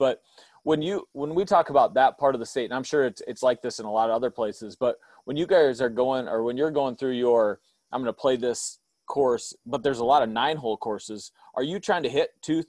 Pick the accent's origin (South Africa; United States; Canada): United States; North Central Iowa; I'm really from North Central Iowa, Ben.